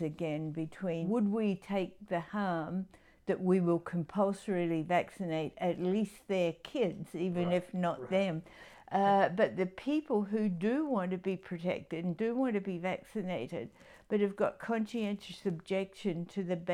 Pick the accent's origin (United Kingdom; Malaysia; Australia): Australia; Adelaide, South Australia; I grew up in Adelaide